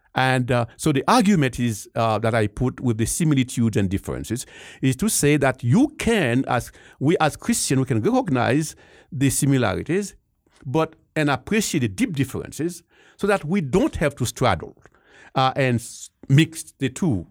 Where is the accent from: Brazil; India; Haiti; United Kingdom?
Haiti; moved away as an adult; also born or lived in Jamaica / Lima, Peru; now in Denver, United States; particularly from the great country of, uh, of Haiti. Uh, grew up there and went to school